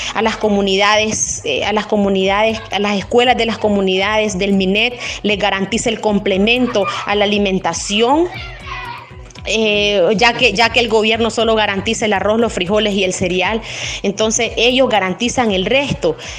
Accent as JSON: {"language": "Spanish", "town": "San José de Cusmapa", "region": "Madriz", "country": "Nicaragua"}